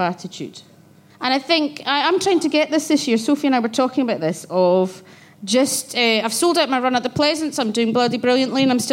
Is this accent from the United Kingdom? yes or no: yes; Glasgow, Scotland, United Kingdom; I grew up in Glasgow